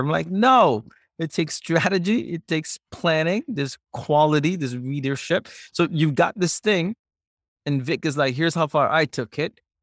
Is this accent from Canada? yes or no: no; Singapore; moved away; you grew up in Singapore.